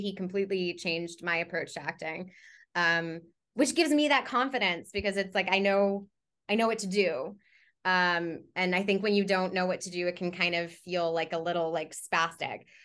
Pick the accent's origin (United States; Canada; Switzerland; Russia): Canada; I am a Canadian uh, voice and on camera performer